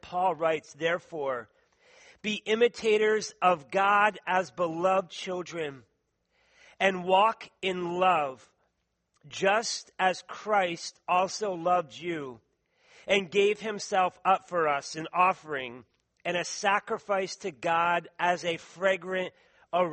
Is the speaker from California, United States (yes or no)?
no; Philadelphia, Pennsylvania, United States; accent: East Coast; moved away; I say wooder. I say radiator, tournament, some of the words from Philadelphia, right? And so people then sometimes imitate my accent from the East Coast